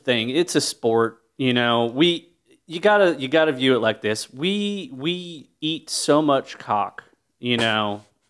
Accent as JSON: {"language": "English", "region": "North Carolina", "country": "United States", "tie": "born or raised there", "said": "I grew up real rural in North Carolina, and there ain't shit to do there. Like, you know, we're lucky we had a Walmart and an Applebee's."}